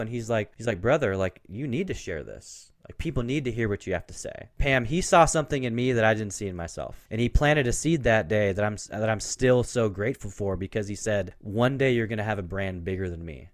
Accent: Portland, Oregon, United States; I grew up in Portland

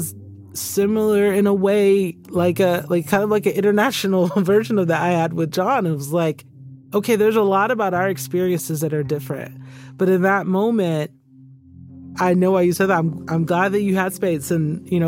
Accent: Stone Mountain, Georgia, United States; moved away as an adult; also born or lived in Birmingham, England; I was a kid who grew up in the town Stone Mountain, Georgia

